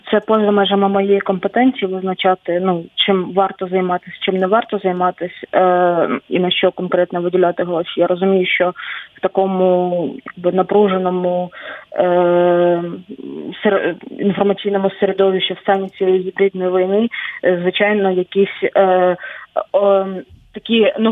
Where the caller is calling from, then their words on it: Chernihiv Oblast, Ukraine; Я з Чернігівщини, Мониторили ли вы север Чернігівщини, ми недалеко очень от границі, причому от двох від білоруської від російської.